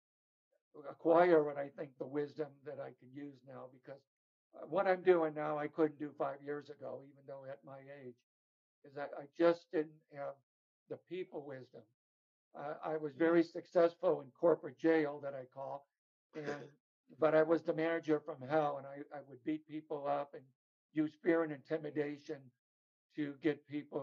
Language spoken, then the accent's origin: English; Chicago, Illinois, United States; moved away; also born or lived in California; growing up in Chicago, I was in an abusive family.